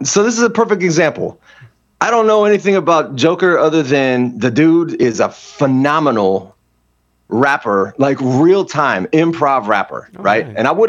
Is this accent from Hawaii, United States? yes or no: yes; Hawaii, United States; So as a kid growing up in Hawaii, you experience a lot of racism there, right?